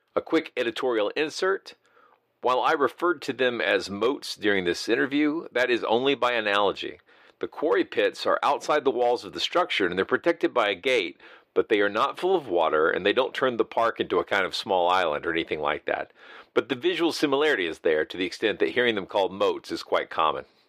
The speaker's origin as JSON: {"language": "English", "region": "the South", "country": "United States", "tie": "born or raised there", "said": "growing up in the South"}